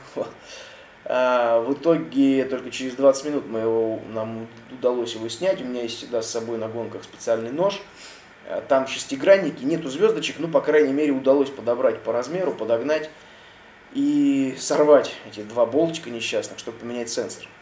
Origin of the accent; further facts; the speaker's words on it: Russia; я, соответственно, россиянин и из России